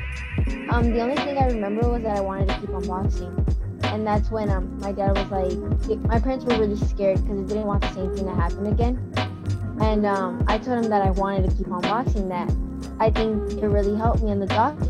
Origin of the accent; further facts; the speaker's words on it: Los Angeles, California, United States; I'm from Watts, California.